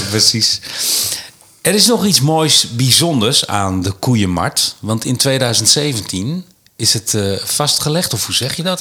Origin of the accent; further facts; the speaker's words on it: Linschoten, Utrecht, Netherlands; also born or lived in Rotterdam; ik kwam als, eh, acht of negen jarig jongetje eh, eh, te wonen in Linschoten. Ik kom uit Rotterdam, uit de stad, zeg maar